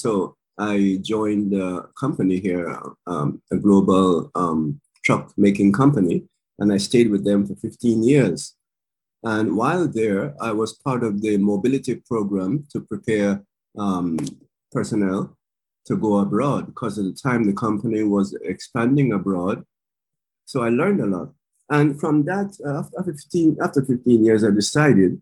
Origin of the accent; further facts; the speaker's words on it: Canada; moved away as an adult; now in Japan; I grew up in Canada